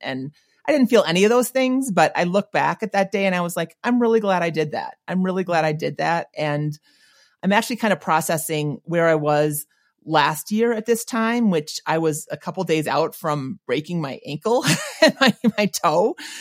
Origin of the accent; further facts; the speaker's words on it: Minnesota, United States; moved away; I grew up not in St. Paul, but in Minnesota.